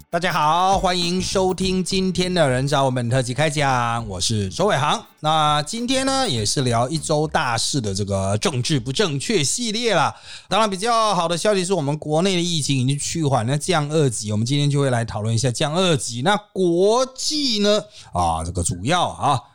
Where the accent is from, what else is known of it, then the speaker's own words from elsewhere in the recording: Taiwan; 我们台湾人算是有上上千辆车